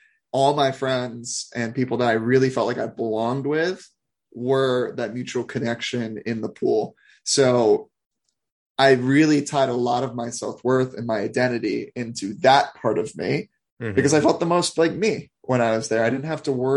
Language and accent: English; Olney, Maryland, United States; also born or lived in Silver Spring, Maryland; I grew up in Olney, Maryland, Silver Spring, Maryland, just outside of DC